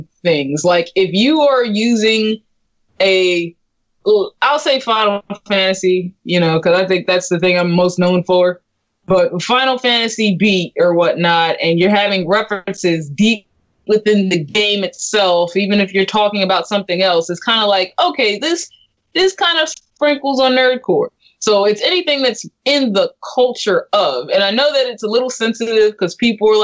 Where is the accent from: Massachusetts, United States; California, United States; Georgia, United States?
California, United States; I'm from California